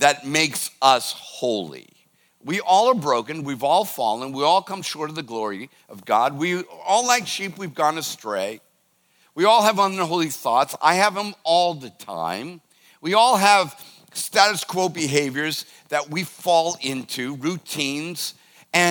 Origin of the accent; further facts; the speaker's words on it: United States; as an American